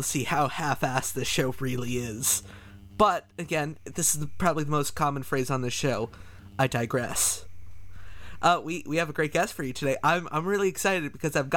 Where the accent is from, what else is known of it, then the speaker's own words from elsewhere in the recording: Canada; I'm Canadian